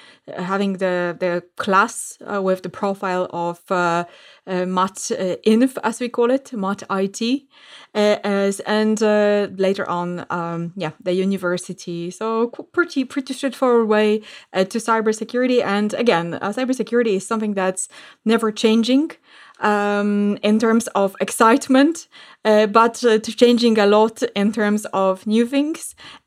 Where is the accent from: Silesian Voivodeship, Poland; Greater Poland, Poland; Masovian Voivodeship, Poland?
Masovian Voivodeship, Poland; Warsaw; So today I'm actually podcasting from Warsaw in Poland, and I am right now back home for quite a while